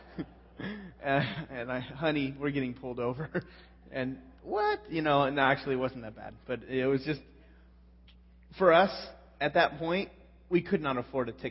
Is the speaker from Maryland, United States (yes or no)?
no; California, United States; I'm from California